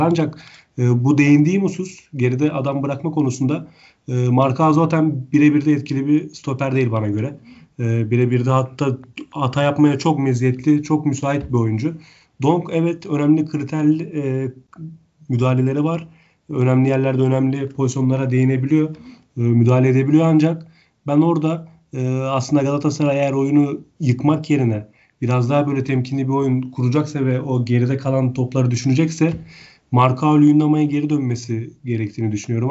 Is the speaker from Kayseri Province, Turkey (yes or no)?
no; Hatay, Turkey; ben Hataylıyım aynı zamanda.